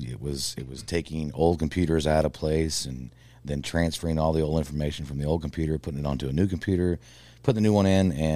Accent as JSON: {"language": "English", "town": "Ottawa", "region": "Kansas", "country": "United States", "said": "Ottawa, Kansas."}